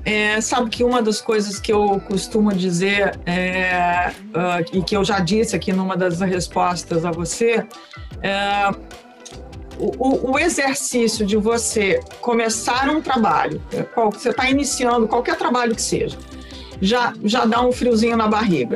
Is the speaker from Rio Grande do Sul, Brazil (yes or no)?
yes; Rio Grande do Sul, Brazil; eu sou do Rio Grande do Sul, eu nasci no Rio Grande do Sul, onde você fala o tu, você não fala você